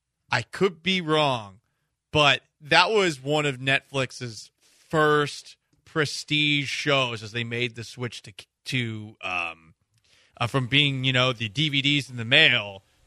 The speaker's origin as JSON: {"language": "English", "region": "South Carolina", "country": "United States", "tie": "born or raised there", "said": "When I was growing up in South Carolina, my father always used to pelt me with a peach."}